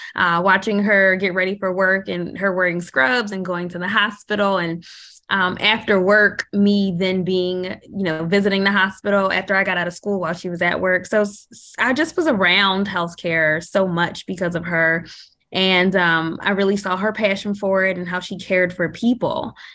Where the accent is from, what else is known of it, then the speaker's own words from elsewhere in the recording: Philadelphia, Pennsylvania, United States; living in a city growing up in Philadelphia